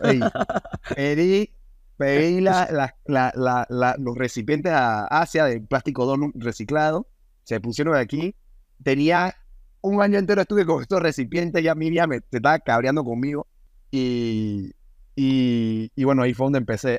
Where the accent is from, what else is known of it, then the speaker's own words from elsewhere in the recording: Panama; moved away; also born or lived in United States; me vine a Panamá, me vine a mi, a, mi tierra